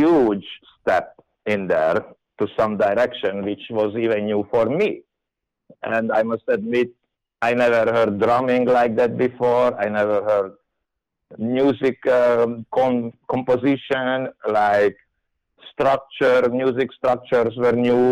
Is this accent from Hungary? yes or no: yes; Hungary; I came from Hungary